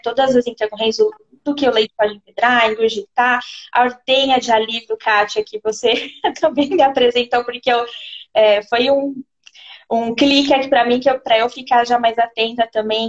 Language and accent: Portuguese; São Paulo, Brazil; moved away as an adult; also born or lived in Jundiaí; now in Sorocaba, Brazil; Eu sou de São Paulo, estava em Jundiaí, aí eu me mudei para Sorocaba